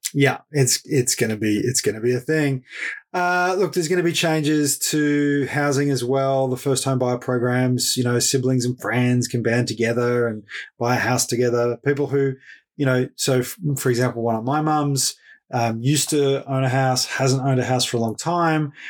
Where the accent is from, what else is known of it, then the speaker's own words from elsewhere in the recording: Ballarat, Victoria, Australia; Fed Uni, the local university uh, of my hometown, Ballarat